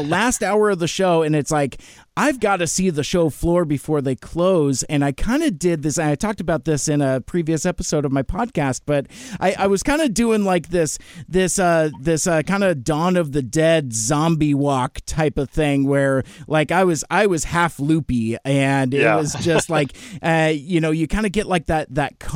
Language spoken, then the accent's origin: English; about 20 miles north of Seattle, Washington, United States; I grew up about 20 miles north of Seattle, and now I live about 20 miles south of Seattle